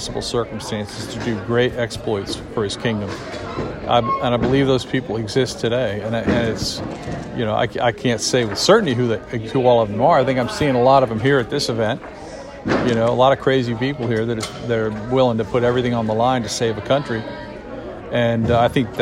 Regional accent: United States; we as the American people

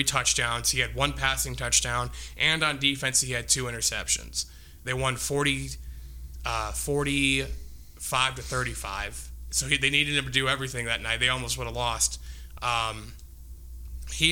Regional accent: Minooka, Illinois, United States; moved away; I covered high school sports for my hometown paper back when I was in high school

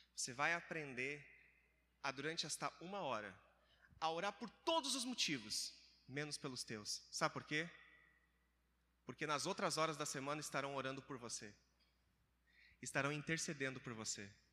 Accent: Criciúma, Santa Catarina, Brazil; moved away as an adult; Eu sou de Santa Catarina, é quase do lado do sul, né? Rio Grande do Sul

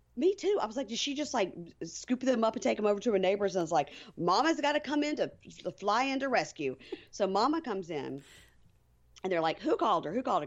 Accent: Jackson, Mississippi, United States; my hometown, Jackson, Mississippi

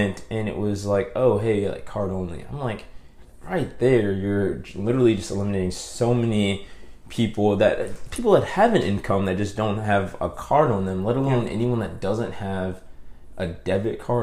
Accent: New Orleans, Louisiana, United States; I am from Uptown. My family lived in Mid-City for the years before Hurricane Katrina

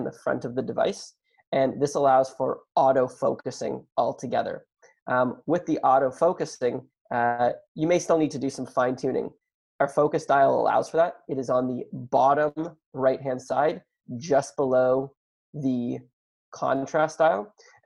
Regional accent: Canada; I am Canadian

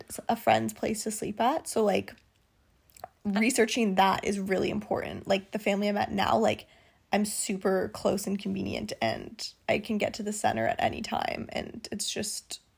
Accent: Canada; moved away as an adult; now in Italy; I'm from Canada.

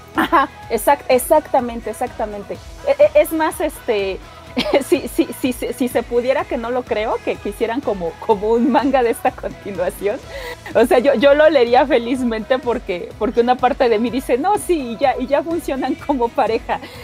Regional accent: Mexico; solamente los mexicanos íbamos a agarrar la onda

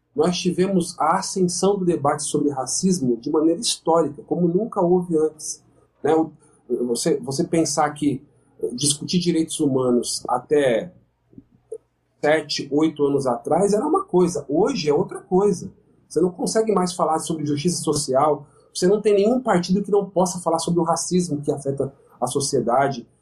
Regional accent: São Paulo, Brazil; sou de São Paulo, eu conheço de perto São Paulo

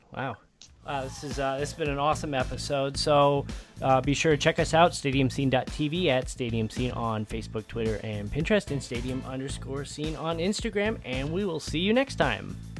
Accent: Midwest, United States; also born or lived in Chicago; I'm from the Midwest. I lived in Chicago for almost ten years.

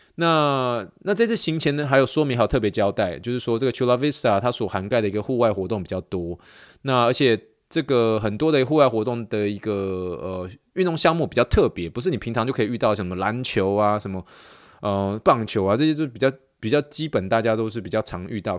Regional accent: Taiwan; moved away; 我是从台湾来的

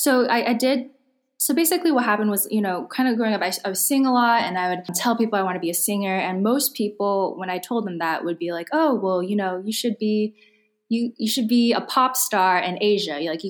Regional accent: California, United States; Growing up, I listened to a lot of like pop culture in America. I grew up in Silicon Valley, listened to a lot of like R&B, hip hop.

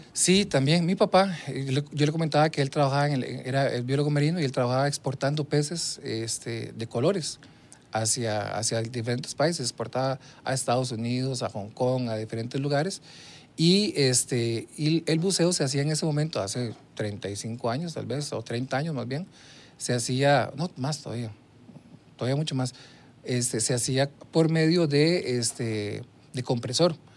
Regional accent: Puntarenas, Costa Rica; moved away; yo nací en Punta Arenas, ahí me, me crié, toda mi infancia la viví en el, en el, barrio El Carmen de Punta Arenas

